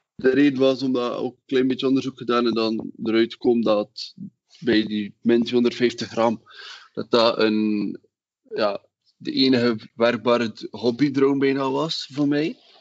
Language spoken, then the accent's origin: Dutch; Wingene, Flanders, Belgium; ik ben van Wingenen